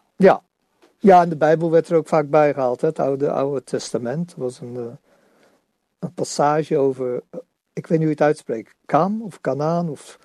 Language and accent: Dutch; Netherlands; als Nederlanders